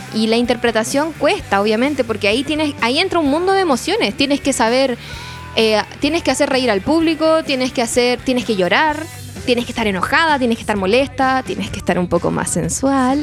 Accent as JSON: {"language": "Spanish", "country": "Chile", "said": "como buena chilena"}